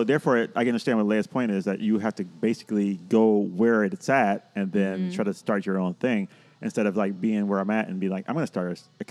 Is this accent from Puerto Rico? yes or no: yes; Puerto Rico; now in Chicago, United States; But technically I'm not because I grew up in Puerto Rico.